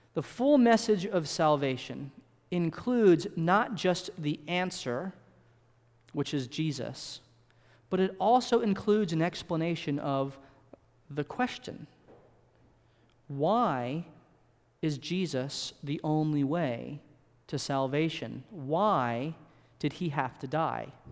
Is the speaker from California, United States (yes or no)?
yes; California, United States; I was born in California, and I spent most of my early childhood in California.